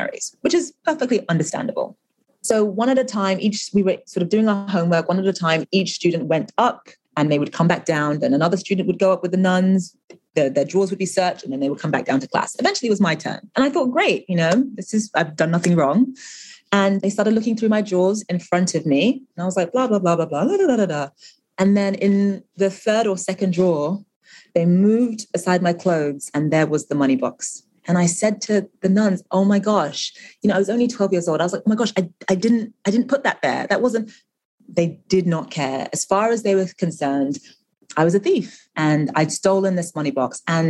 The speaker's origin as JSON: {"language": "English", "country": "Nigeria", "second_language": "English", "said": "And, you know, they knew that I was originally from Nigeria, and they asked all sorts of questions about Nigeria."}